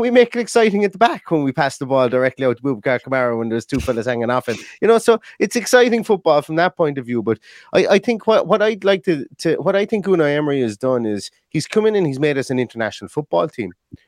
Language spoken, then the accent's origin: English; Ireland; And, you know, hey, I'm Irish. That's all we could do for a period of time, is draw our way through qualifying campaigns